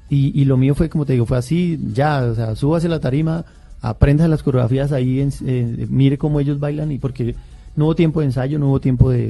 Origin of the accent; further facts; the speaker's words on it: Boyacá, Colombia; me fui para, para, para, mi, departamento, yo soy boyacense